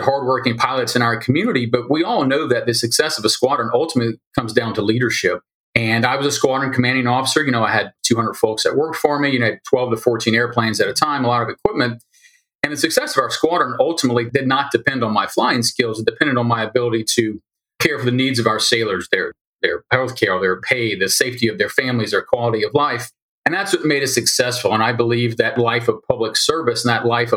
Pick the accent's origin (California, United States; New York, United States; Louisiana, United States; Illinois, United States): Louisiana, United States; moved away as an adult; born and raised in Louisiana